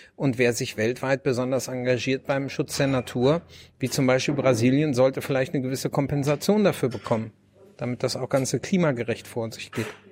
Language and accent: German; Lower Saxony, Germany; now in North Rhine-Westphalia, Germany; ich komme ursprünglich aus Niedersachsen, wohne in Nordrhein-Westfalen und ähm, habe aber den größten Teil der Zeit wirklich auf dem Land in Niedersachsen verbracht